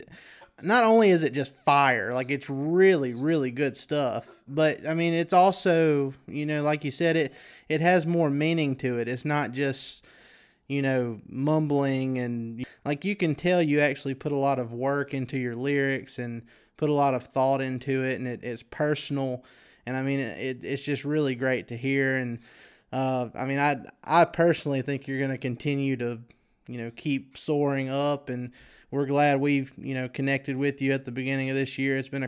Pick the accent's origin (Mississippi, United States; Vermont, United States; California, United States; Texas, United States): Mississippi, United States; I was born and raised here in Mississippi.